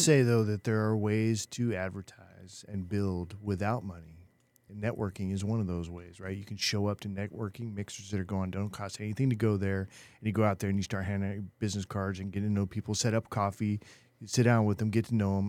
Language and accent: English; Chico, California, United States; moved away; I was born Chico